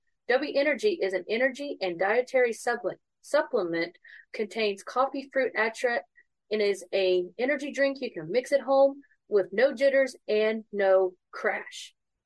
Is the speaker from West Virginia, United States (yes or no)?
yes; West Virginia, United States; I'm from West Virginia